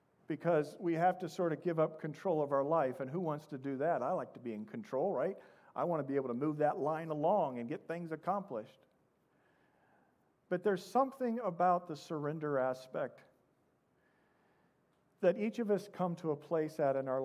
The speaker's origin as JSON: {"language": "English", "region": "Midwest", "country": "United States", "also_born_or_lived": "Indianapolis, Indiana", "moved": "yes", "said": "I come from the Midwest."}